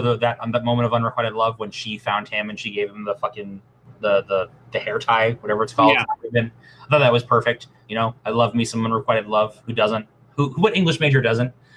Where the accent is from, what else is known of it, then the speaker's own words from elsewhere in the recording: Canada; I'm Canadian. We're living on stolen land